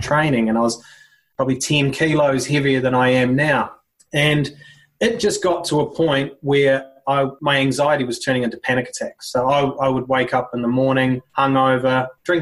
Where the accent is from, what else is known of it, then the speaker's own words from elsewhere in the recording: New Zealand; also born or lived in Sydney, Australia / Singapore / Southeast Asia; now in Brisbane, Australia; Country culture, growing up in New Zealand, rugby culture